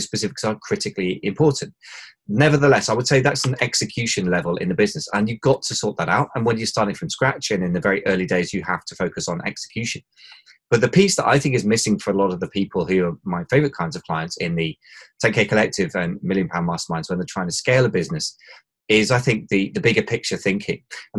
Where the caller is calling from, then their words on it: London, United Kingdom; London, England, although I don't know where else London would find itself, but I always find that an entertaining introduction. But yeah, London, England.